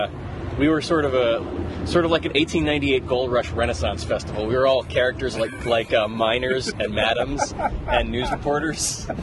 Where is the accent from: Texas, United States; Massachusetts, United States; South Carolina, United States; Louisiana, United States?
Louisiana, United States; New Orleans; moved away as an adult; also born or lived in Alaska; now in Minneapolis, United States; I am from New Orleans, and I had lived there all my life, lived within an hour of New Orleans until I was 24